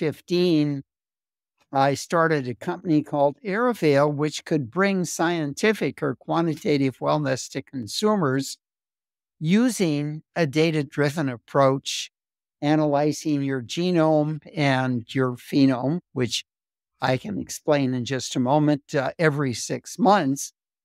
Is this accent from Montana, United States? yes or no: yes; Missoula, Montana, United States; I was born in Missoula, Montana, grew up in Montana, went as an undergraduate to Caltech